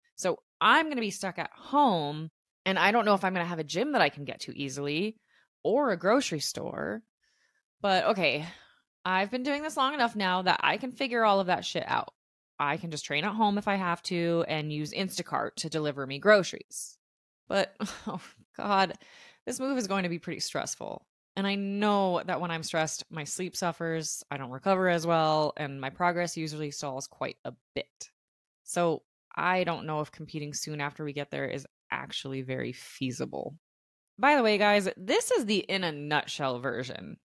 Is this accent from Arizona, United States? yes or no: yes; Tucson, Arizona, United States; I am born and raised in Tucson, and not only is my entire family here